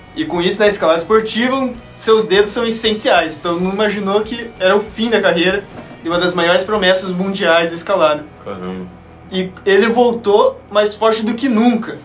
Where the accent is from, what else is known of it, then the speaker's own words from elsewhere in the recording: Curitiba, Paraná, Brazil; sou de Curitiba